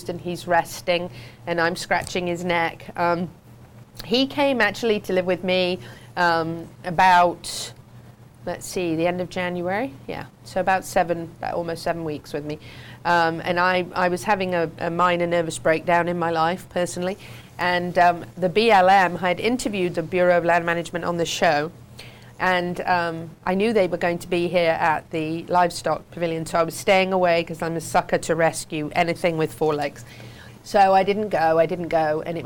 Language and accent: English; England, United Kingdom; moved away; I grew up in the English riding world